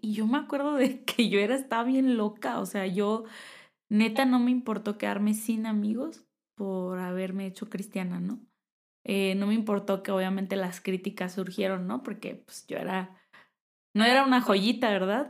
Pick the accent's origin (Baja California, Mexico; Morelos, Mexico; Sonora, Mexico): Baja California, Mexico; Tecate; moved away as an adult; now in Querétaro, Mexico; yo soy de Tecate, Baja California